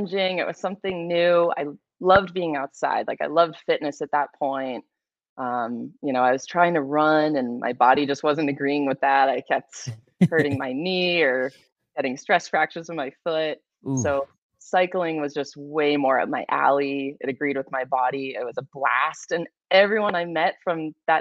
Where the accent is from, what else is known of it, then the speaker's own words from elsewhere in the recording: Massachusetts, United States; moved away as an adult; also born or lived in New York / San Diego, California; I'm originally from the East Coast, Massachusetts to be exact. I grew up there my whole life